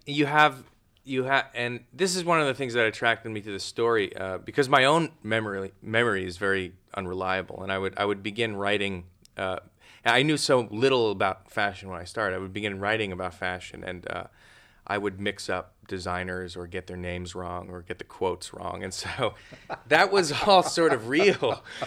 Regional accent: New York City, New York, United States; I grew up there, but I grew up on Staten Island

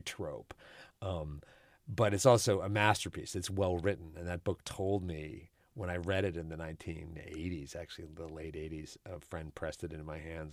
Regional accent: Houston, Texas, United States; I'm not from New Orleans, but I'm from Houston

